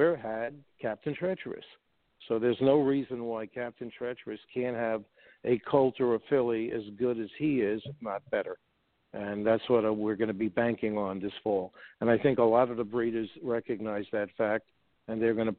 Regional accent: New York City, New York, United States; I was from Flushing Hillcrest, Queens

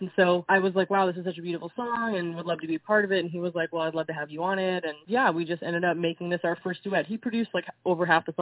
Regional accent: Israel; moved away; I grew up in Israel, so I had a combination of American pop and European pop and Israeli pop

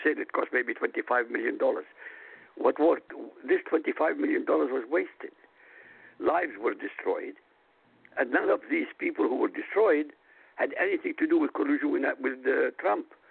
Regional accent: Iraq; moved away; Originally from Iraq

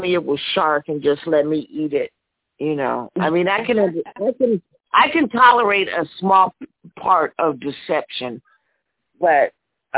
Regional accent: Compton, California, United States; I'm from Compton

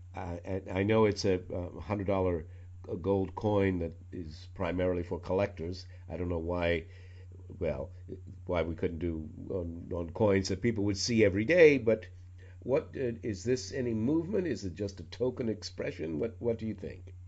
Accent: New York City, New York, United States; also born or lived in Washington, D.C.; Sony Music in New York City, my hometown, for three years before moving to Washington, D.C., also a hometown of mine

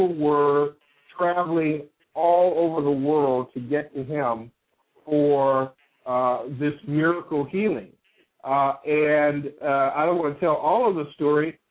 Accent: Chicago, Illinois, United States; moved away as an adult; You're in my hometown. You're in my hometown, Chicago.

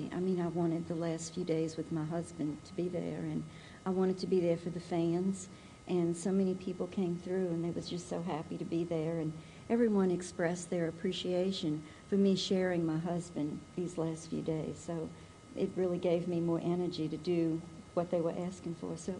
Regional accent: New Orleans, Louisiana, United States; I'm from New Orleans. My husband was from New Orleans. And we're just like one big family over there.

